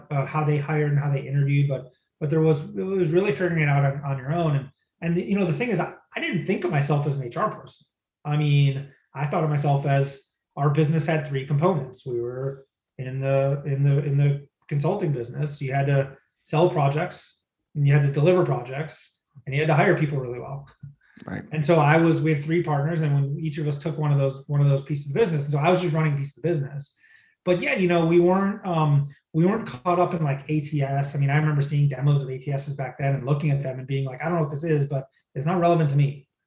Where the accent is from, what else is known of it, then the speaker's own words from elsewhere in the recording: Midwest, United States; because I grew up in the Midwest, I thought, sure, let's go look in Pennsylvania, let's go look in Texas, let's go look in places like that.